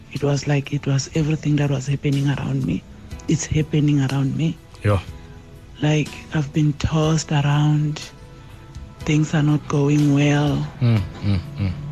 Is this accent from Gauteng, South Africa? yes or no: no; Lebombo, Limpopo, South Africa; I'm from Libombo.